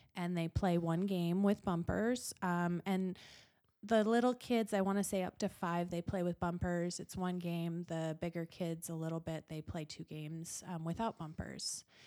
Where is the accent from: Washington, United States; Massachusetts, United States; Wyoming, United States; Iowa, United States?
Wyoming, United States; Gillette; also born or lived in Utah; This is my hometown.